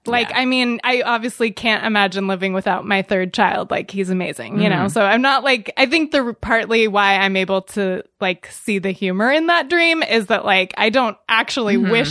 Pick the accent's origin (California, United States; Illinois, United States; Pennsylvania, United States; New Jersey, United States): California, United States; Northern California, San Francisco Bay Area.